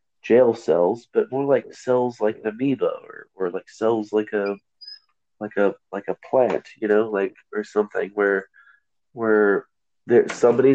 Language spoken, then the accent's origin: English; United States; I'm again first generation American, proud to be an American